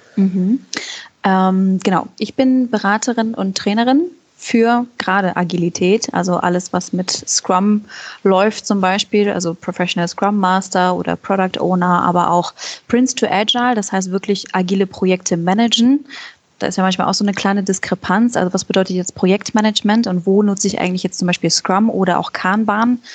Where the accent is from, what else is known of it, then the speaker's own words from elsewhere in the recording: Germany; ich komme ursprünglich aus der Nähe von Hamburg und Moin ist schon sehr treffend